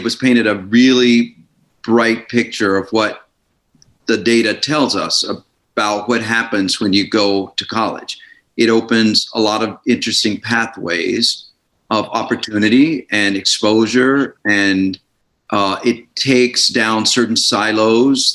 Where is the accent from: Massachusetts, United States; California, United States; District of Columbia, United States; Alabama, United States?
Alabama, United States; Birmingham; now in Miami Beach, United States; I grew up in Birmingham, Alabama.